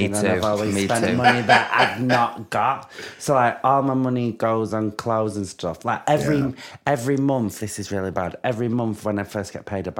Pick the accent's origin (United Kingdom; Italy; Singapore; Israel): United Kingdom; Manchester, North West England; moved away; obviously we're both from Manchester and the fact that you get to go home.